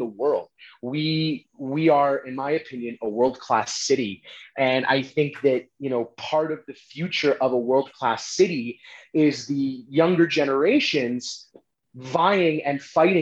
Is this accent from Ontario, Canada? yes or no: no; Calgary, Alberta, Canada; I'm, you know, born and raised in Calgary